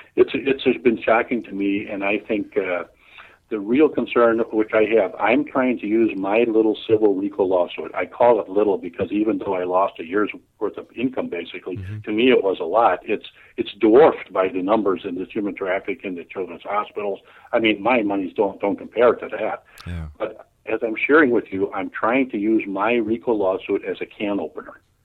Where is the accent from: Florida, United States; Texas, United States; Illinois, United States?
Illinois, United States; Chicago; born and raised in Chicago